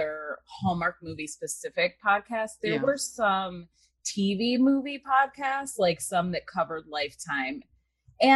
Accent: Cleveland, Ohio, United States; now in Los Angeles, United States; I actually grew up in Cleveland, Ohio. So I'm from the Midwest

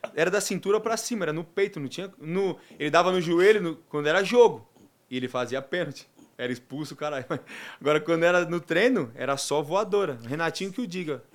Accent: Mooca, São Paulo, Brazil; Terror da Moca, que é lá do meu bairro, né, de onde eu nasci e fui criado

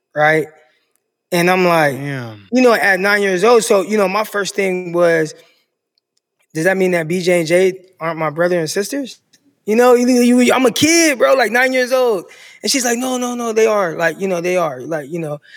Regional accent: Stockton, California, United States; also born or lived in San Jose, California; now in Arkansas, United States; born and raised Stockton, California.

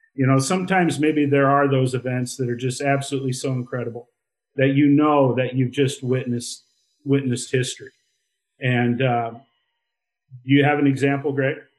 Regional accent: Iowa, United States; moved away as an adult; also born or lived in Montana; I grew up in Iowa.

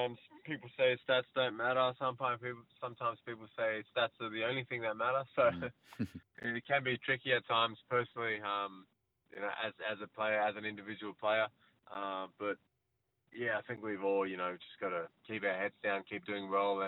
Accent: Sydney, New South Wales, Australia; I grew up in Sydney West

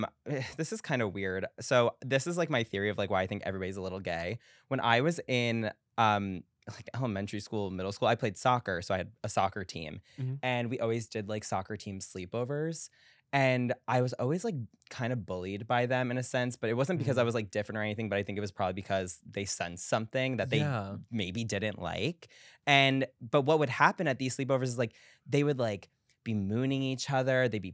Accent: New York, United States; Well, for Long Island, I lived like middle of Long Island, so an hour to the Hamptons, hour to the city by train

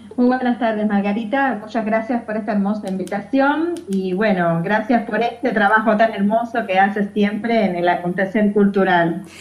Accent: Matanzas, Cuba; moved away; also born or lived in Havana; Hice mis estudios en mi provincia natal, Matanza

